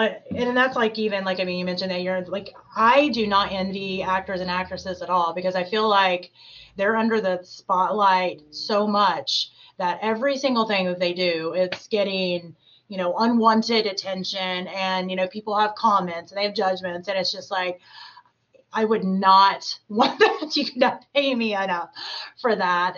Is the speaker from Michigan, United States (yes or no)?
no; Clinton, Tennessee, United States; also born or lived in Canton, Ohio; now in Cincinnati, United States; I actually grew up in Tennessee